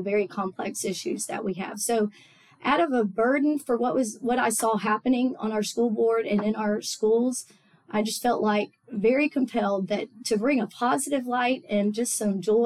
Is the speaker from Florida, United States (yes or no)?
yes; Tallahassee, Florida, United States; also born or lived in Auburn, Alabama / Augusta, Georgia; I grew up in Tallahassee. We moved here when I was 3 months old